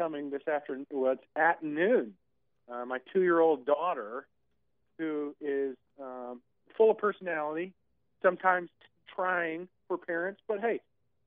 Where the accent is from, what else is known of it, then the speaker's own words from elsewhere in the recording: Atlanta, Georgia, United States; born and raised in Atlanta, I am a lifelong Whodatter